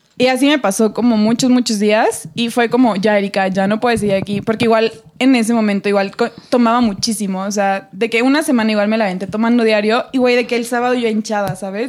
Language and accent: Spanish; Tulancingo, Hidalgo, Mexico; mi pueblo. O sea, yo soy de Tulencingo en Hidalgo